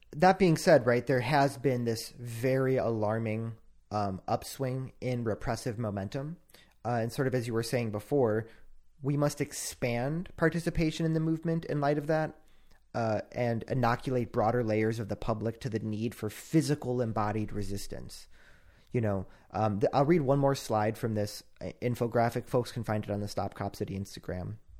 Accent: Illinois, United States; I'm also from Illinois

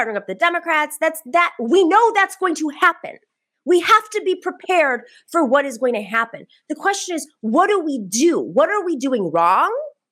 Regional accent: Buffalo, New York, United States; moved away; I grew up in Buffalo

